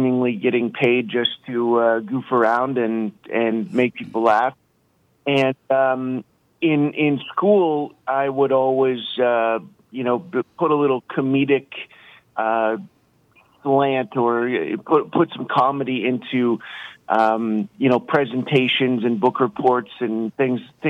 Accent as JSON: {"language": "English", "town": "London", "region": "Ontario", "country": "Canada", "said": "London, Ontario, Canada"}